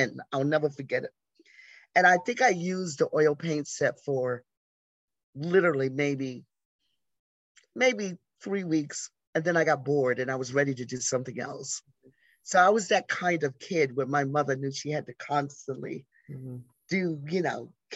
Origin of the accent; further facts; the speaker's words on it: Jacksonville, Florida, United States; moved away as an adult; also born or lived in Atlanta; now in New York, United States; I grew up in Jacksonville, Florida